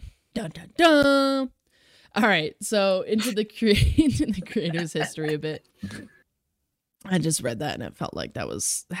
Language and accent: English; Colorado, United States; which I found interesting since I am indeed from Colorado.